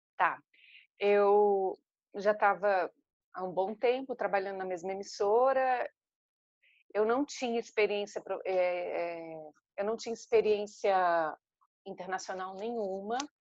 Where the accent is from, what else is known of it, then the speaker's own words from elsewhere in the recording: Florianópolis, Santa Catarina, Brazil; moved away; eu sou de Florianópolis, em Santa Catarina